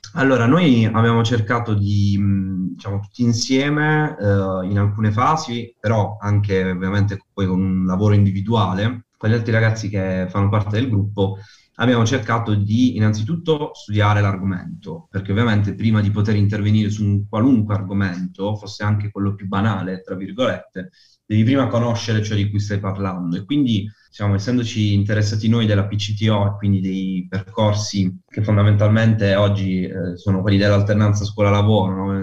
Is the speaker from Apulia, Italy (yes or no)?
yes; Bari, Apulia, Italy; sono di Bari, eh, in Puglia